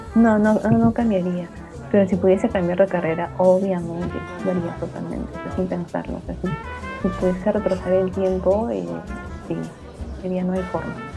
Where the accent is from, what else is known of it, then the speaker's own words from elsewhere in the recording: Huancayo, Junín, Peru; tú y yo somos de Huancayo